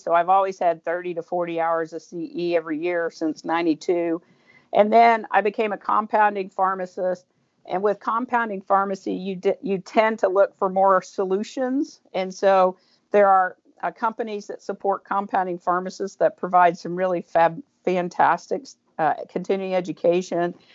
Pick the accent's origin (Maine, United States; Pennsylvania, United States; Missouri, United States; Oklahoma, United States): Oklahoma, United States; Tulsa; also born or lived in Owasso, Oklahoma; I grew up in Tulsa.